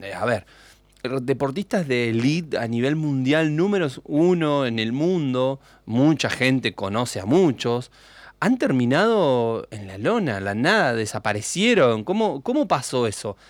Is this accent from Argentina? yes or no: yes; Argentina; nosotros somos argentinos